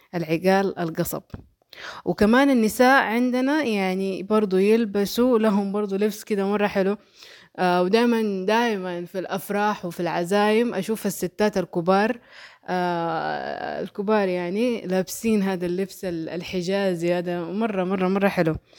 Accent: Mecca, Makkah Province, Saudi Arabia; born or raised there; accent: Hejazi

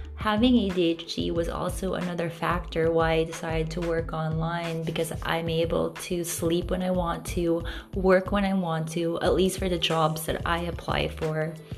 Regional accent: Philippines; growing up in the Philippines

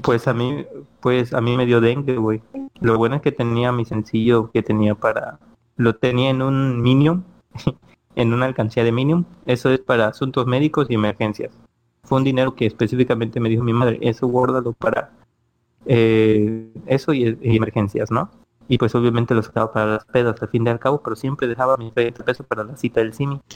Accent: Ciudad del Carmen, Campeche, Mexico; moved away as an adult; now in Playa del Carmen, Mexico; yo soy originario de Ciudad Carmen, Campeche, donde somos nosotros, todos nosotros tres.

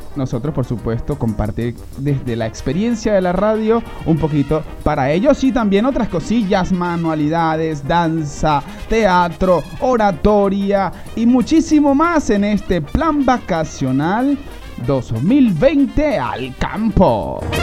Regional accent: Venezuela; como todos los venezolanos

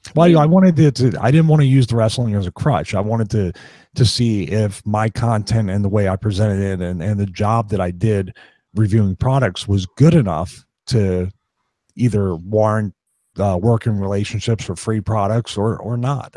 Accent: Philadelphia, Pennsylvania, United States; born or raised there

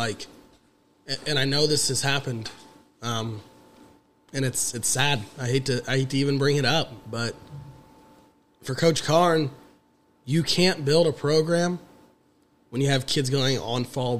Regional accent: Gas City, Indiana, United States; I'm from Gas City.

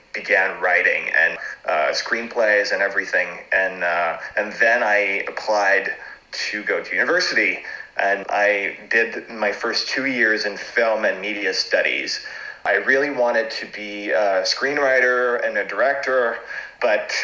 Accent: Montreal, Quebec, Canada; first language French; English is a second language; also born or lived in Toronto; now in Montreal, Canada; I was born in Canada, in Montreal. My first language is French.

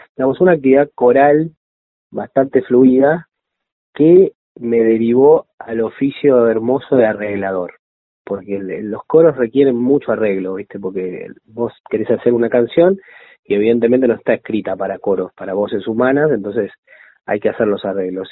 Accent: Mendoza, Argentina; yo soy mendocino

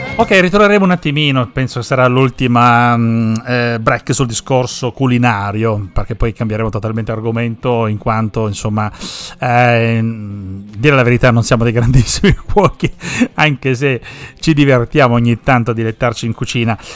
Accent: Sicily, Italy; now in Parma, Italy; per noi che siamo siciliani

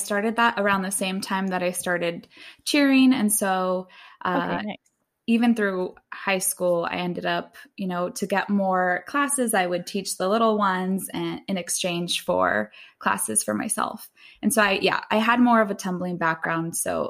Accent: Fresno, California, United States; So I was born and raised in Fresno

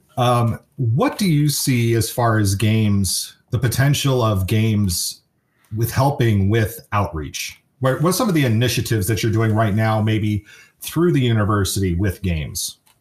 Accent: San Francisco Bay Area, California, United States; also born or lived in Kansas City, Missouri; I grew up in the San Francisco area

